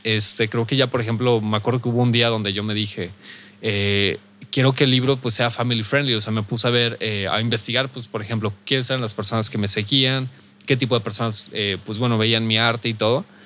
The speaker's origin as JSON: {"language": "Spanish", "town": "Saltillo", "region": "Coahuila", "country": "Mexico", "said": "soy de aquí de Saltillo"}